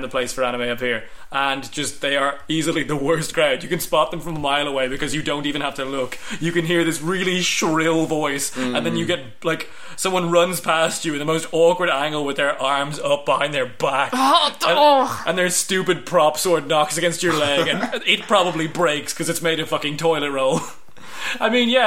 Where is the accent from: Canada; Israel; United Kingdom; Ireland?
Ireland; I'm Irish.